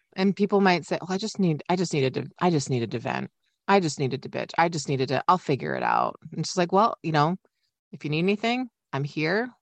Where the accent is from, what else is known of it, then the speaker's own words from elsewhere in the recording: Midwest, United States; I'm a polite Midwesterner